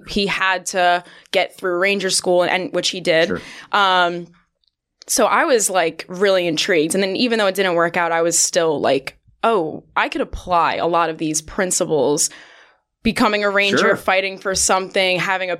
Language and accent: English; New York, United States; I'm a girl from New York